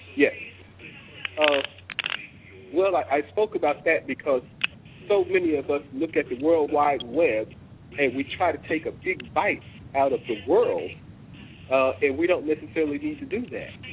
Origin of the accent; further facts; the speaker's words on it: Oklahoma, United States; moved away as an adult; also born or lived in Washington, D.C.; I'm a missionary from Oklahoma